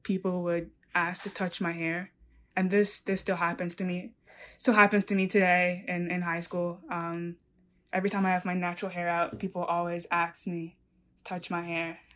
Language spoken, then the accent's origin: English; New York, United States; I was born and raised in New York